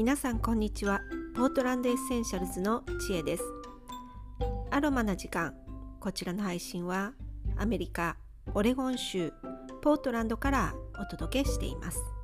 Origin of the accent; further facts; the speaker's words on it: Kobe, Hyogo, Japan; moved away as an adult; now in Portland, United States; 私はあの神戸市出身で